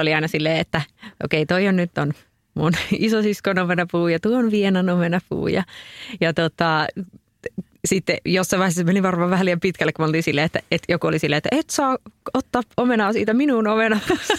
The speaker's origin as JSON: {"language": "Finnish", "town": "Oulu", "region": "North Ostrobothnia", "country": "Finland", "tie": "born or raised there", "said": "Oulussakin esimerkiksi, missä, mistä mä oon kotoisin"}